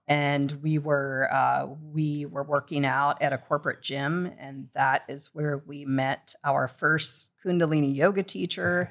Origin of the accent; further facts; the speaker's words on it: Midwest, United States; now in Los Angeles, United States; growing up in the Midwest